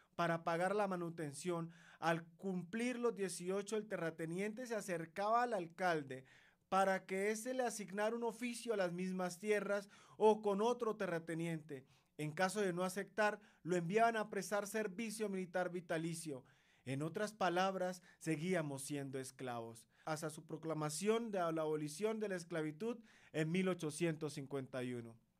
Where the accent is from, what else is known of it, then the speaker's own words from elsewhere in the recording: Colombia; los afrocolombianos seguíamos siendo esclavos